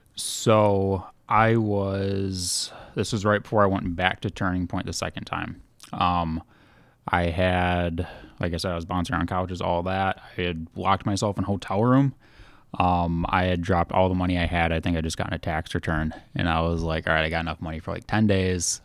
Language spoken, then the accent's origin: English; Holland, Michigan, United States; I'm from Holland